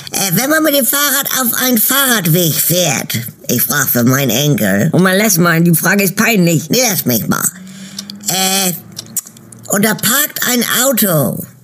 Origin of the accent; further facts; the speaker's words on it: Berlin, Germany; Ich bin …, ich bin sieben Jahre alt und ich komme aus Berlin.